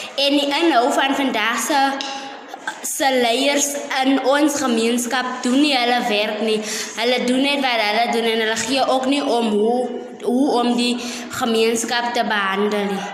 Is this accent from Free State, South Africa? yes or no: yes; Jacobsdal, Free State, South Africa; ek is 'n inwoner van Jacobsdal